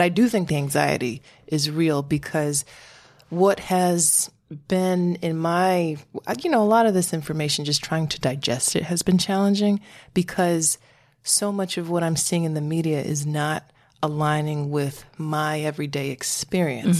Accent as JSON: {"language": "English", "region": "Connecticut", "country": "United States", "said": "I'm from Connecticut."}